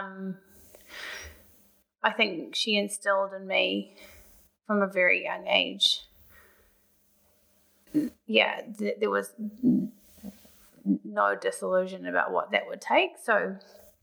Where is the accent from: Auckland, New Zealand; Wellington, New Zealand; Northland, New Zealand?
Auckland, New Zealand; moved away as an adult; also born or lived in Sydney; I grew up in Auckland and spent a few years living in Sydney, and I've been back in Auckland for 8 years now